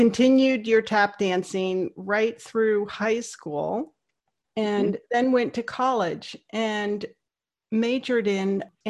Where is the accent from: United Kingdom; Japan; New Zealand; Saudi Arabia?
Saudi Arabia; moved away; I grew up in Saudi Arabia, and we used to go to Beirut a lot.